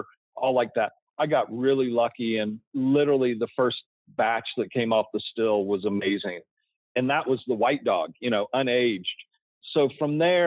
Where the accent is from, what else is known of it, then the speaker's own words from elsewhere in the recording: Georgia, United States; also born or lived in Tennessee; now in Colorado, United States; I grew up in Georgia, you know, and we raised Tennessee walking horses